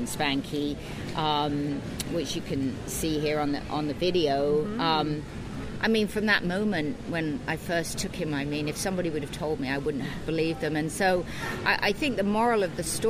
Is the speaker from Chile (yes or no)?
no; United Kingdom; moved away as an adult; now in Pacific Northwest, United States; I was born and raised in the UK, American father, English mother